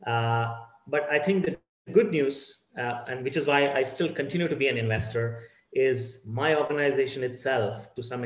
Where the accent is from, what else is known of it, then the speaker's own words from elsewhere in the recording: Bangalore, Karnataka, India; I'm born and brought up in Bangalore, the Silicon Hub of India.